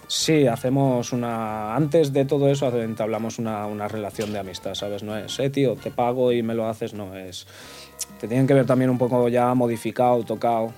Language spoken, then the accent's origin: Spanish; Portugal; now in Mallorca, Spain; ahora vivo en Mallorca, pero soy portugués